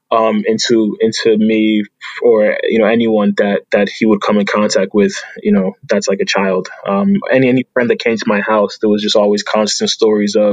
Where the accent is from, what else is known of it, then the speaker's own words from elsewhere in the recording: Union, New Jersey, United States; also born or lived in Newark, New Jersey; so grew up in Union, Union, New Jersey, probably about like 10 miles away.